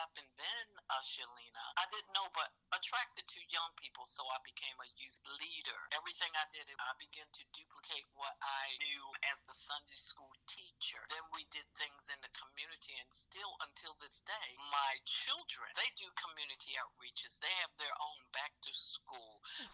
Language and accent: English; Eastern Shore of Maryland, United States; I am from the Eastern Shore of Maryland. And what that means to most people, I'm just a country girl